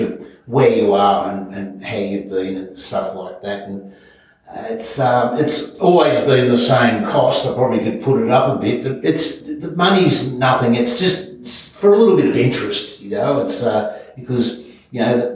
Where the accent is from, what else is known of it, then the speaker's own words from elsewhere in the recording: Melbourne, Victoria, Australia; moved away; I was born in Melbourne and just grew up with my dad